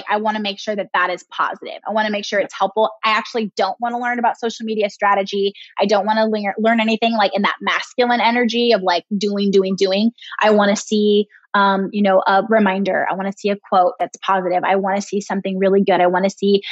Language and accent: English; California, United States; moved away as an adult; also born or lived in Midwest; I moved away from California. That's been my home since I was born, except for a quick 18-month spell in the Midwest for Brian's old job